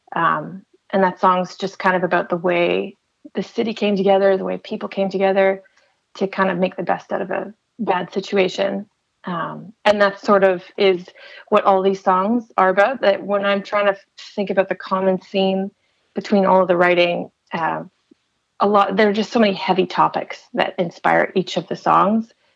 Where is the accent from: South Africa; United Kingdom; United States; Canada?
Canada; Chatham, Ontario; moved away as an adult; also born or lived in Windsor, Ontario; now in Toronto, Canada; I was born in Chatham and I, I lived there for uh, a lot of my life.